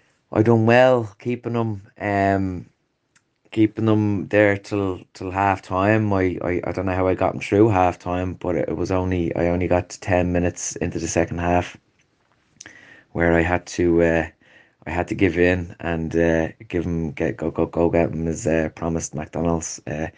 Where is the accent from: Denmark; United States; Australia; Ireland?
Ireland; Tallaght, County Dublin; I'm originally from Springfield and Tallaght. We moved out there. My parents moved out in 2004